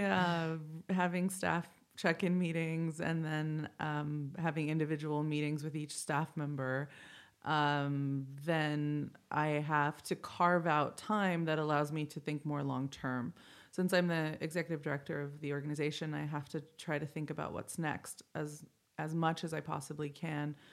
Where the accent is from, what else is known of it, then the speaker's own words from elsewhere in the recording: Indio, California, United States; I grew up in the Coachella Valley. I, I went to high school in Indio, um, in La Quinta area